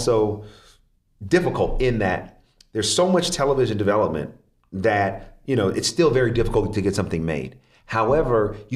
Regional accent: Oakland, California, United States; I'm from Oakland, California, and my father died

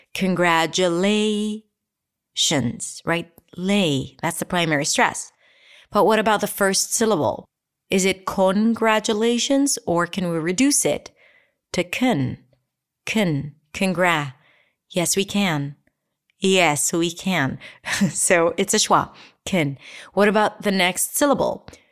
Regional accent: Israel; accent: Israeli; I'll say it with my Israelist accent.

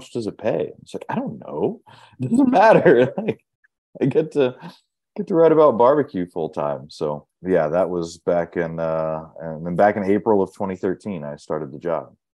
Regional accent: Ohio, United States; moved away as an adult; now in Dallas, United States; when I was growing up in Ohio

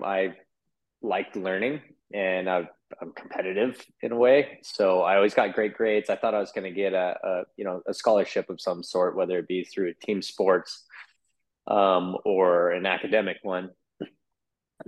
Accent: Oahu, Hawaii, United States; I'm born and raised here

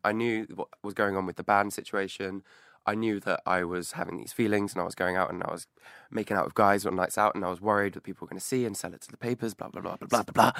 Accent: Clevedon, South West England, United Kingdom; moved away as an adult; now in London, United Kingdom; Clevedon, of Bristol, mm-hmm. my hometown

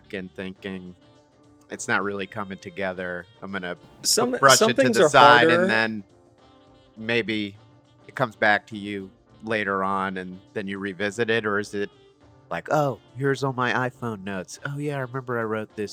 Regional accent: Verona, New Jersey, United States; I'm from Verona and so is he.

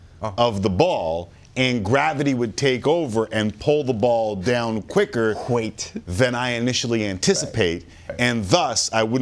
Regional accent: Toronto, Ontario, Canada; I am from Scarborough

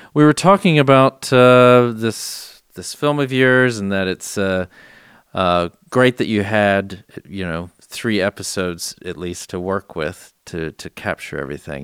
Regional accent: San Antonio, Texas, United States; I was born and raised in San Antonio

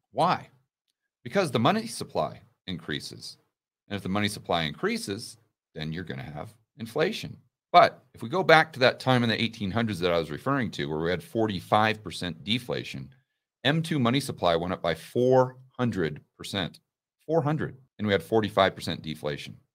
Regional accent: United States; I'm an American

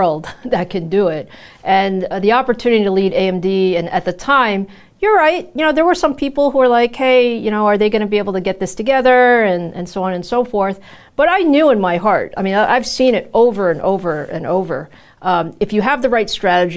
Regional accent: New York, United States; also born or lived in Taiwan; I was born in Taiwan, and my parents immigrated to the U.S. My dad was coming to graduate school here. So I grew up in New York

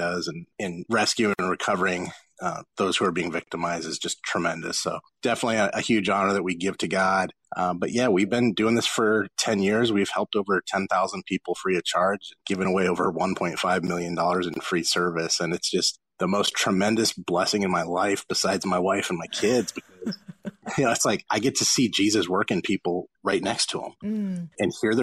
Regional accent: Los Angeles, California, United States; born or raised there

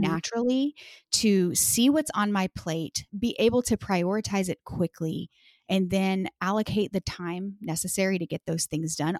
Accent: Texas, United States; moved away as an adult; now in Washington, D.C., United States; I'm actually from, born and raised in Texas, and we lived in Texas for our whole lives until twenty seventeen

